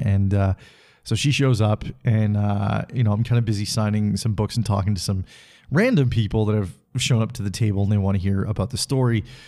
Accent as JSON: {"language": "English", "town": "Salmon Arm", "region": "British Columbia", "country": "Canada", "tie": "born or raised there", "moved": "yes", "lives_now": "Calgary, Canada", "said": "I went to my hometown of Salmon Arm, BC"}